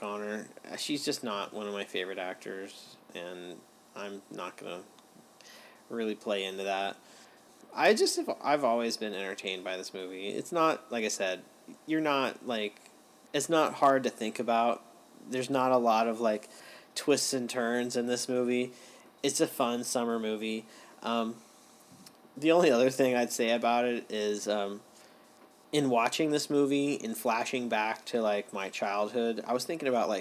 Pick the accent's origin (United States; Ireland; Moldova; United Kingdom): United States; California; growing up in California